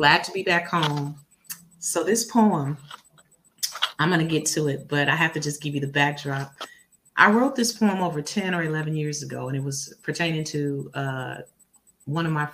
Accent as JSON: {"language": "English", "town": "Inglewood", "region": "California", "country": "United States", "tie": "born or raised there", "also_born_or_lived": "Atlanta, Georgia", "moved": "as an adult", "said": "Born and raised in Inglewood, California"}